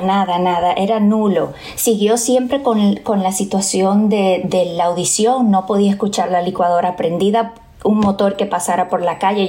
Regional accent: Bonao, Monseñor Nouel, Dominican Republic; tengo que regresar de nuevo a mi pueblo

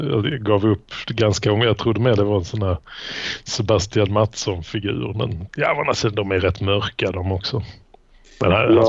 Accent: Skåne, Sweden; accent: Malmö dialect; Jag hade nog rätt mycket Malmödialekt förr men sen, sen uh, så blir man väl av med den då när man rör sig för länge i liksom, Lund

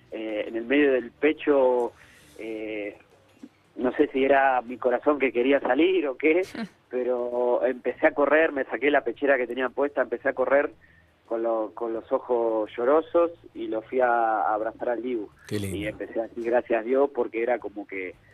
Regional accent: Rafael Calzada, Buenos Aires Province, Argentina; Hola Nico, soy de Rafael Calzada.

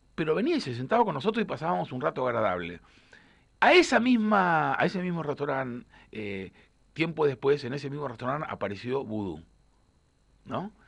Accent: Argentina; como periodista, como argentino

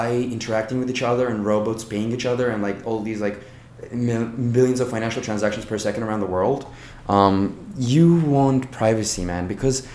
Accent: Azerbaijan; I am from Azerbaijan

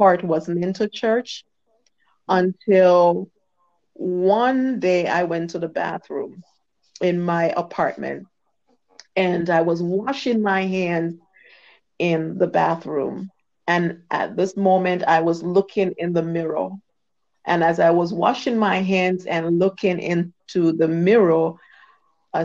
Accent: Jamaica; I was born in Jamaica, West Indies

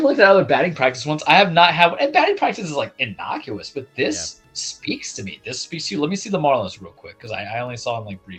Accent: New York, United States; I'm from New York

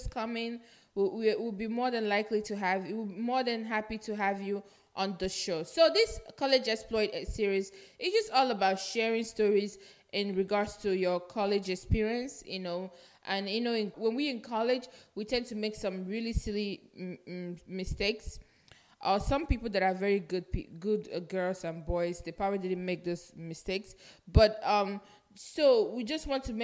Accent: Nigeria; moved away; I'm Nigerian. If you're listening to this podcast long enough, you should know I'm Nigerian, because I am proud Nigerian too. I'm proud of my origin

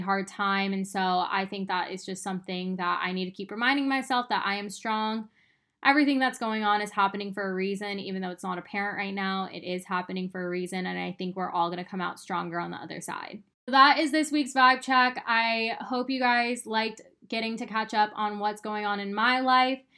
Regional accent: Arizona, United States; moved away as an adult; now in Austin, United States; I moved from Arizona to Austin in 2017. I lived in Arizona my whole life

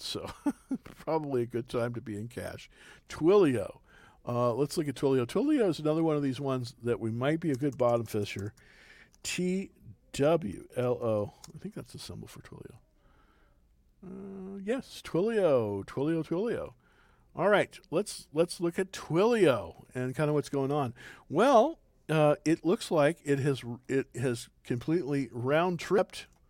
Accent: California, United States; now in Texas, United States; I'm originally from California

